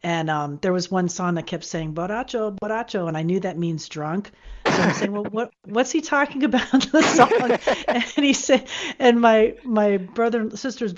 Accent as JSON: {"language": "English", "region": "South Florida", "country": "United States", "tie": "born or raised there", "moved": "as an adult", "lives_now": "California, United States", "said": "I grew up in South Florida, so I was always around, Hispanic culture and all of that."}